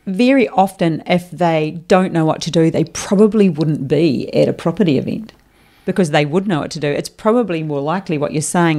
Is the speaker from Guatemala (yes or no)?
no; New Zealand; now in Queensland, Australia; I am from New Zealand, o, obviously. You'd understand my accent